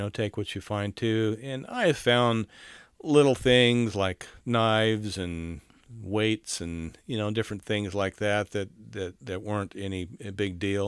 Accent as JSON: {"language": "English", "region": "South Carolina", "country": "United States", "tie": "born or raised there", "said": "I was raised in South Carolina, and I know the Cooper River."}